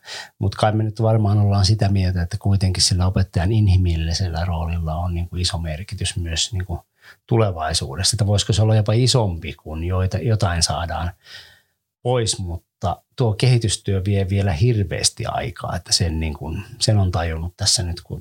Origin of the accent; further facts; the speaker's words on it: Ostrobothnia, Finland; Kyllä meillä Pohjanmaalla käytiin aivan erilaista puhetta tästä